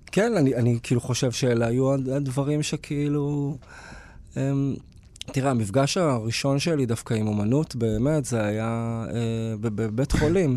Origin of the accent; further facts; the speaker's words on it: Beersheba, Southern District, Israel; גדלתי בבאר שבע